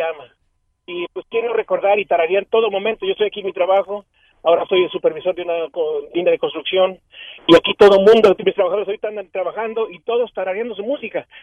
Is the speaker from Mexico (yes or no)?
yes; Mexico City, Mexico; now in Dallas, United States; Yo soy de México DF, y ya tengo 33 años aquí en Estados Unidos, vivo aquí en Dallas